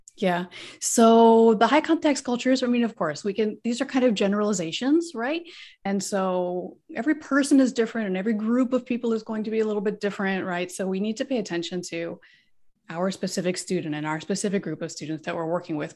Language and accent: English; United States; first language English; moved away as an adult; also born or lived in Korea; So I'm from the United States. So I'm a native English speaker